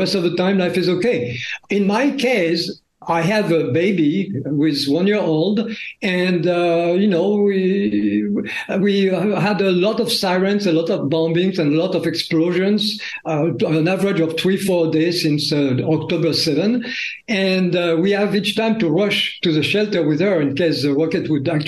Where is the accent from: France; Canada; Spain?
France; accent: French; English is a second language; moved away as an adult; also born or lived in Paris, France / New York, United States / Tel Aviv, Israel; now in Israel; my French accent